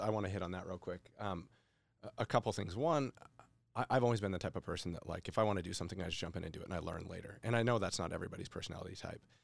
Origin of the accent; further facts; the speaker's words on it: Boise, Idaho, United States; I'm a local guy. I grew up in Boise